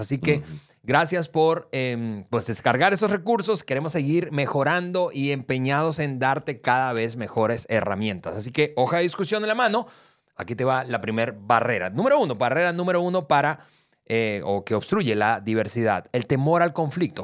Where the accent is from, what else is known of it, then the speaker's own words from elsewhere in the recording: Venezuela; now in Mexico; yo soy venezolano, yo soy del Caribe